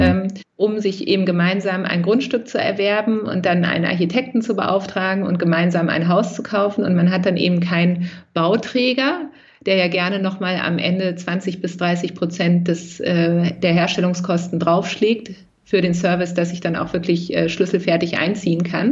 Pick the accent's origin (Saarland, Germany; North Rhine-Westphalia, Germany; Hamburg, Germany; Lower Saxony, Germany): Lower Saxony, Germany; now in Berlin, Germany; ich bin ja in, ähm, in Niedersachsen groß geworden